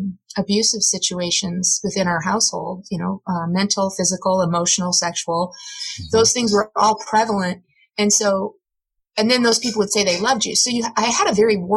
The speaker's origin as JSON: {"language": "English", "region": "Midwest", "country": "United States", "tie": "born or raised there", "said": "I grew up in the Midwest"}